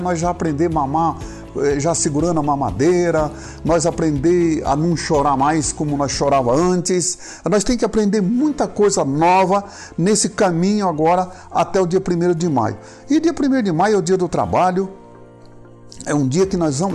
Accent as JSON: {"language": "Portuguese", "country": "Brazil", "said": "nós que somos brasileiros"}